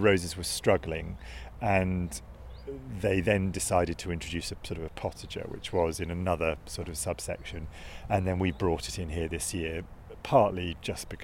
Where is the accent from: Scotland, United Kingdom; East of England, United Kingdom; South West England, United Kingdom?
East of England, United Kingdom; Hertfordshire; I'm from Hertfordshire